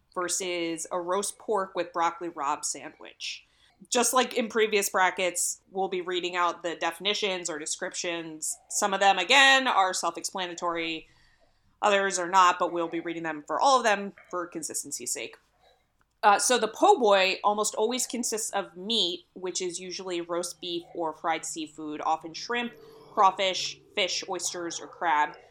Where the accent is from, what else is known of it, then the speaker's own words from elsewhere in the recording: Philadelphia, Pennsylvania, United States; I'm from the Philly area